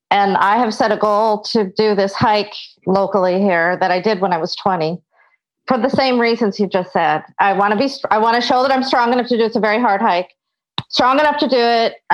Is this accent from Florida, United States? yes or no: no; Seattle, Washington, United States; I am from Seattle, Washington.